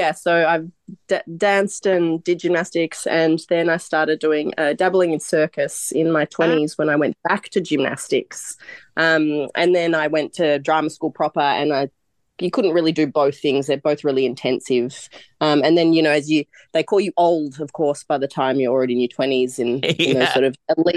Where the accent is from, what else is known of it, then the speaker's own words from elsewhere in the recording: Melbourne, Victoria, Australia; first language Croatian; English is a second language; I was born back here in Melbourne.